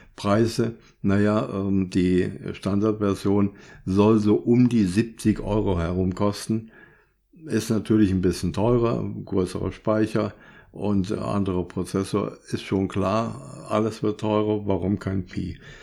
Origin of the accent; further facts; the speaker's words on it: Germany; bei uns in Deutschland